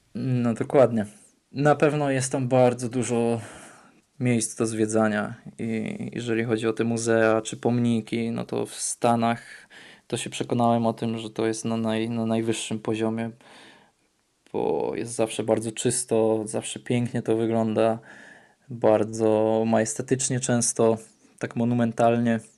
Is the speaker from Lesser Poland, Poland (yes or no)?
no; near Katowice, Silesian Voivodeship, Poland; moved away; also born or lived in Warsaw, Poland / Atlanta, United States; jestem spod Katowic